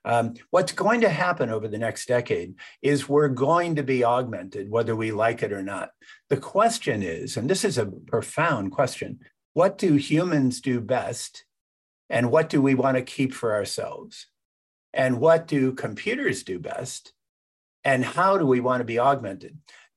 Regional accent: California, United States; I grew up in Silicon Valley

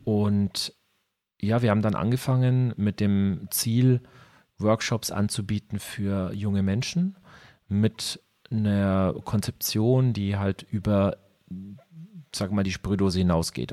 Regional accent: Ansbach, Bavaria, Germany; also born or lived in Nuremberg; now in Nuremberg area, Germany; nachdem ich Ansbach verlassen habe, dann irgendwann in den Großraum Nürnberg verschlagen

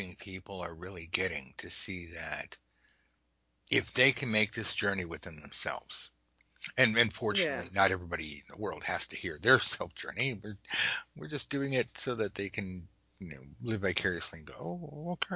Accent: United States; I say that as an American

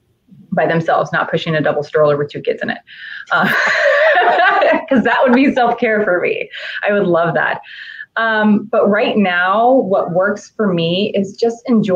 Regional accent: Kansas, United States; We both went to the same college. We're from Kansas

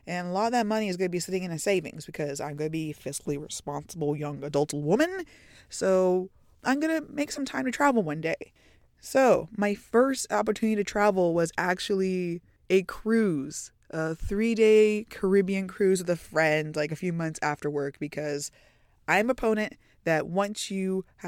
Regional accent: Tyler, Texas, United States; So I was born and raised in Tyler, Texas. That's in the East Texas area. So do I have the typical, stereotypical Texas accent? No, unfortunately.

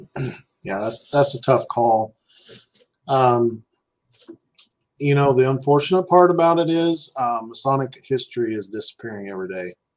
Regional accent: Clay Center, Kansas, United States; moved away; also born or lived in Salina, Kansas; I moved away from Clay Center to Salina

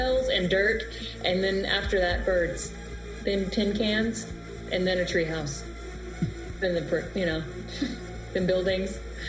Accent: Texas, United States; Well, like I said, I'm from Texas, so it's like, you're going to cry, you're going to show you're weak.

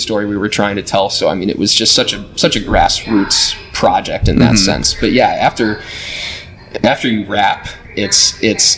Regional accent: Rockton, Illinois, United States; moved away as an adult; I am originally from Rockton, Illinois

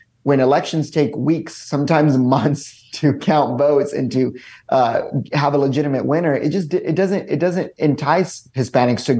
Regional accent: Lubbock, Texas, United States; I grew up in West Texas, small town called Lubbock, Texas

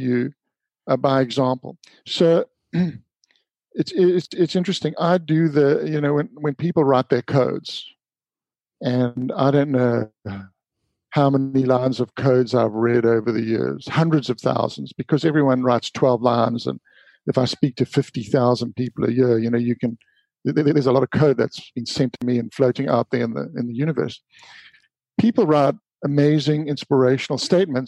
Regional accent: Durban, KwaZulu-Natal, South Africa; the little beach that I grew up with in Durban called the Bay of Plenty

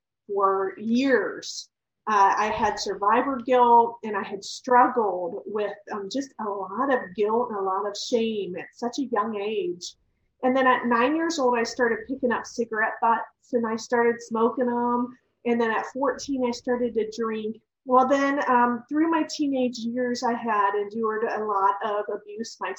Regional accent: Ohio, United States; I was actually born and raised in Ohio

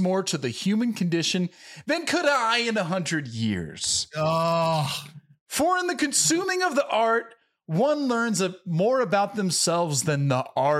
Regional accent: Tennessee, United States; Between Nick Cage's horrendous southern accent, I'm from Tennessee, it's offensive

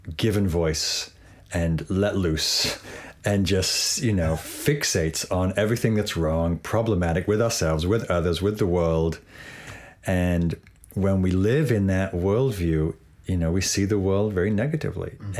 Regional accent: England, United Kingdom; growing up in England

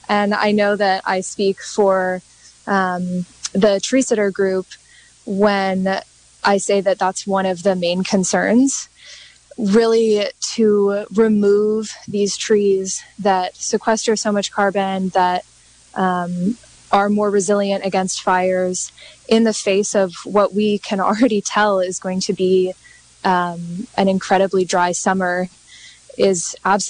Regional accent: Mendocino, California, United States; I was born and raised in Mendocino, lifelong local

